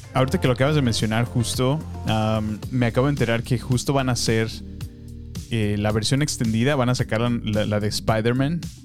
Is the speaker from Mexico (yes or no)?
yes; Salamanca, Guanajuato, Mexico; moved away; fue mi infancia allá en Salamanca